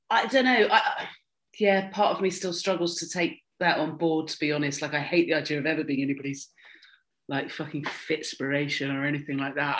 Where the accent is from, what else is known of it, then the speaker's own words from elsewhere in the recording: Dorset, South West England, United Kingdom; I grew up in Dorset where you had like a first school, a middle school, and an upper school.